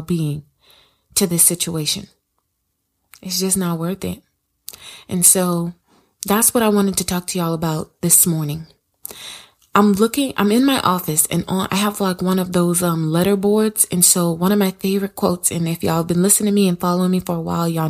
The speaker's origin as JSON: {"language": "English", "region": "South Carolina", "country": "United States", "said": "I'm from South Carolina. The city that I live"}